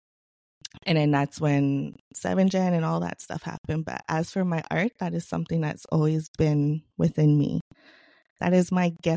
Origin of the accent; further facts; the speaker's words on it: Regina, Saskatchewan, Canada; I grew up in Regina, Saskatchewan, in an urbanized area